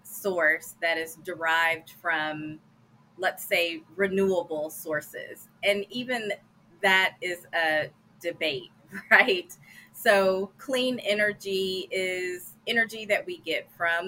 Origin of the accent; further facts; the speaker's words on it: Gallatin, Tennessee, United States; I am from Gallatin, Tennessee